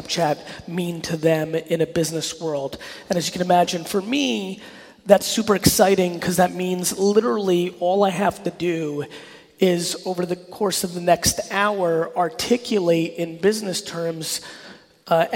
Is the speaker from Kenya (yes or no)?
no; New York City, New York, United States; born or raised there; also born or lived in Belarus